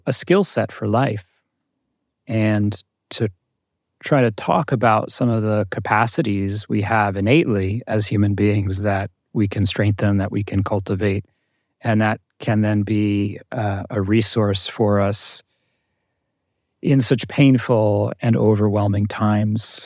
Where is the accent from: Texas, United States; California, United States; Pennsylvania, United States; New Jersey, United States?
New Jersey, United States; born or raised there